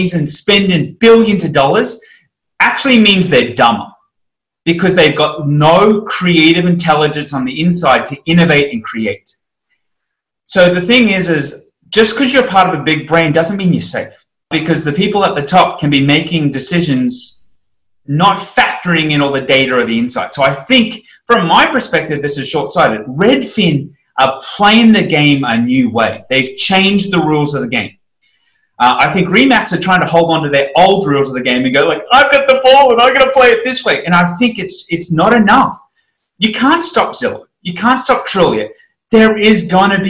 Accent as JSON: {"language": "English", "country": "Australia", "said": "I'm an Australian"}